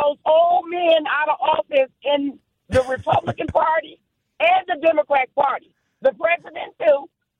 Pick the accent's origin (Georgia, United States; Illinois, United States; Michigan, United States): Michigan, United States; now in Milwaukee, United States; I'm from Michigan.